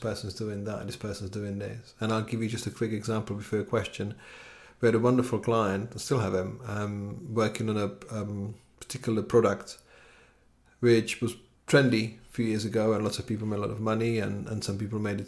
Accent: Czechia; now in London, United Kingdom; where I'm from Czech Republic

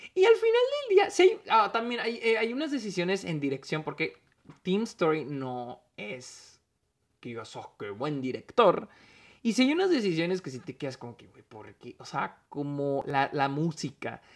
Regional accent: Mexico; soy mexicano

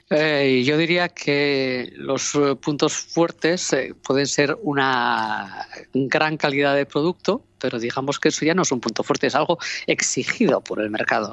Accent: Oviedo, Asturias, Spain; now in Gijón, Spain; Yo soy de Oviedo, vivo en Gijón y la verdad es que lo que soy es asturiana

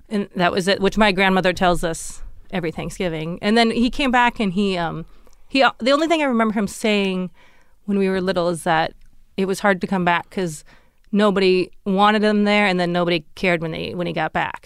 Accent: Fargo, North Dakota, United States; moved away; I grew up in Fargo, which is right on the border of Minnesota

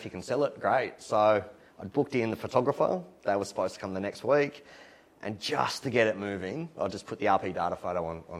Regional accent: Newcastle, New South Wales, Australia; now in Sydney, Australia; I'm not from Sydney. I'm from Newcastle. I moved to Sydney, ended up in the eastern suburbs.

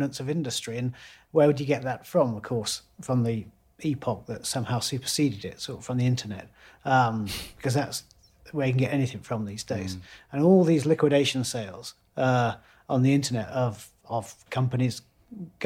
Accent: Loughborough, East Midlands, United Kingdom; a great big electrical engineering factory in my hometown, Loughborough

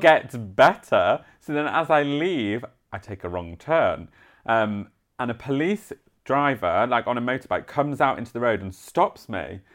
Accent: Yorkshire and the Humber, United Kingdom; I'm from Yorkshire

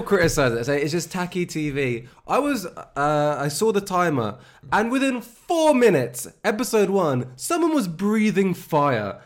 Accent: Luton, East of England, United Kingdom; I'm from Luton.

